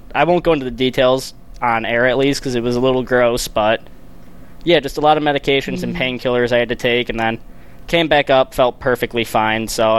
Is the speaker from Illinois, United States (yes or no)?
yes; Chicago, Illinois, United States; No, I am actually from the south side of Chicago.